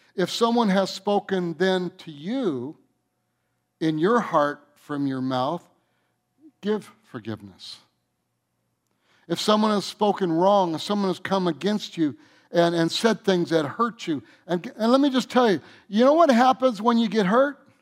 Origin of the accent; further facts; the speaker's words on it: Michigan, United States; moved away as an adult; also born or lived in North Carolina; I'm from Michigan, and then I moved out here in nineteen seventy-eight